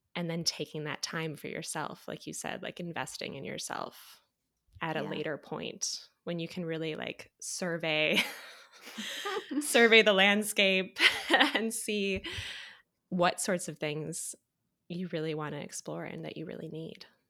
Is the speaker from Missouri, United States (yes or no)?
no; Michigan, United States; moved away; also born or lived in Evansville; I grew up in Michigan